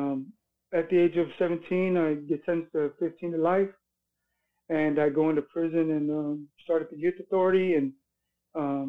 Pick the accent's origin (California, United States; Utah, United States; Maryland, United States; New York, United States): California, United States; Hawthorne; I was born in Hawthorne, California